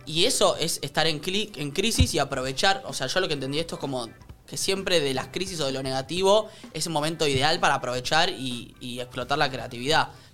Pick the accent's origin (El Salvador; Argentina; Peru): Argentina; los argentinos estamos muy acostumbrados a las crisis